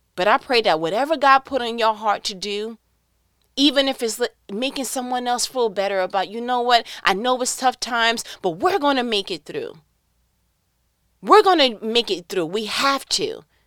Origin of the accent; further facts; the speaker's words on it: New York, United States; I'm from New York